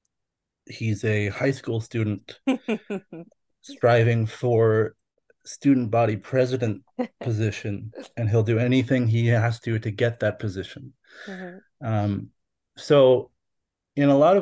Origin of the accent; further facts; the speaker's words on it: Fort McMurray, Alberta, Canada; also born or lived in Calgary (Mohkinstsis); now in Calgary, Canada; I was born and raised in Treaty 8 territory in Fort McMurray, Alberta, and Fort McKay